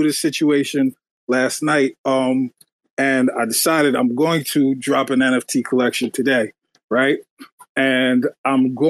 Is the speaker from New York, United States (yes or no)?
yes; New York City, New York, United States; now in New Jersey, United States; I'm from Queens, New York. I live in Jersey now